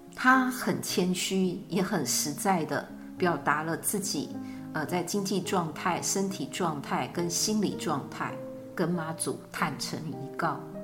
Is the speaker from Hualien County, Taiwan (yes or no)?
no; Changhua, Changhua County, Taiwan; 当时是住在彰化，也是我的故乡